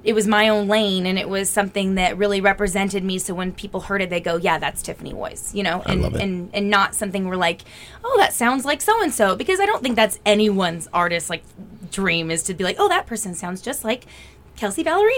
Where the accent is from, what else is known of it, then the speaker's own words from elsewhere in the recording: Sacramento, California, United States; moved away as an adult; now in Nashville, United States; I'm from Sacramento.